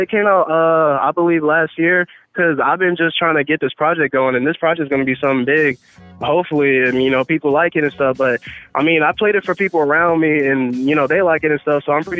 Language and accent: English; Radcliff, Kentucky, United States; moved away as an adult; now in Tennessee, United States; I'm in Tennessee right now for college, but I'm from, you know, Radcliffe, Kentucky. It's like 45 minutes outside of Louisville, Kentucky.